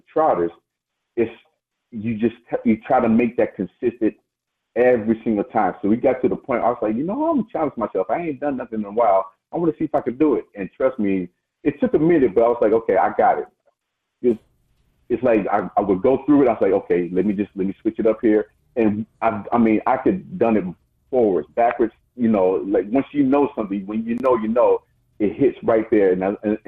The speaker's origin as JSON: {"language": "English", "town": "Las Vegas", "region": "Nevada", "country": "United States", "tie": "born or raised there", "said": "growing up in Vegas"}